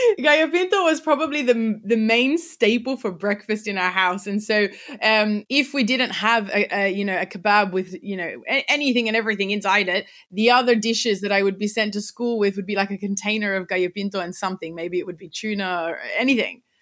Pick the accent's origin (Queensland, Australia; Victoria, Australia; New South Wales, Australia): New South Wales, Australia; Sydney; accent: Australian; I was born in in Sydney, Australia, and I've lived here pretty much my whole life